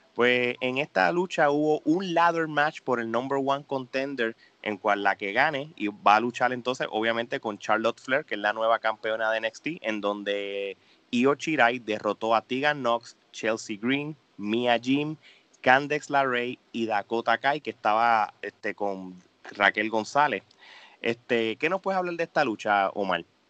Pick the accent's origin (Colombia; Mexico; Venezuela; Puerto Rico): Puerto Rico; como somos boricuas